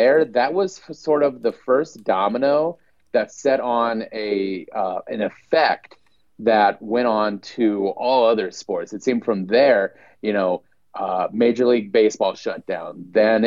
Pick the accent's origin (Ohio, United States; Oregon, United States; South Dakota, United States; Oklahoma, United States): South Dakota, United States; also born or lived in Washington, D.C.; I've been back in my home state of South Dakota